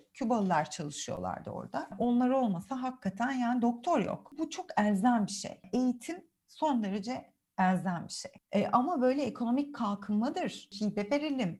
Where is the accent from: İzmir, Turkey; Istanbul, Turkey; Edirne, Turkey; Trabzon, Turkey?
Istanbul, Turkey; first language Turkish; also born or lived in Guatemala; o üs İstanbul benim için. Doğduğum, büyüdüğüm e, yer.